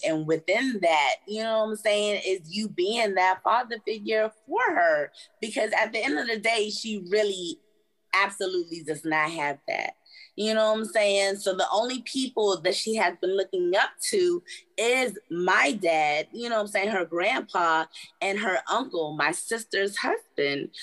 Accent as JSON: {"language": "English", "region": "Maryland", "country": "United States", "said": "I'm from Maryland."}